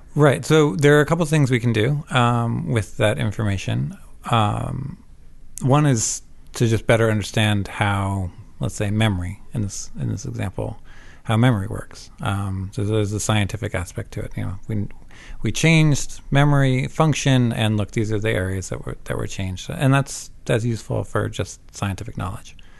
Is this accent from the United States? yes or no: yes; Vermont, United States; also born or lived in Savannah, Georgia / Canada / New Jersey; I'm not Canadian, but I did grow up in Vermont